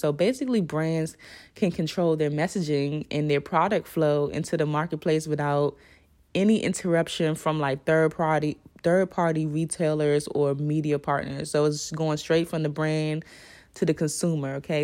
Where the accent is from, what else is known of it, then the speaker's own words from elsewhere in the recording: Washington, District of Columbia, United States; accent: DC; my D C accent